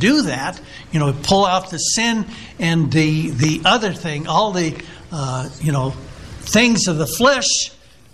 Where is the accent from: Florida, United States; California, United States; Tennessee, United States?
California, United States; El Cajon; I was a boy growing up in El Cajon, California, which is a suburb of San Diego, about 15 miles east